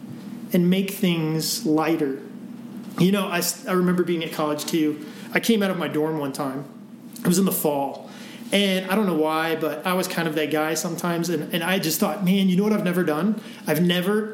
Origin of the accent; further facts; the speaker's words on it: Midwest, United States; now in Breckenridge, United States; I grew up in the Midwest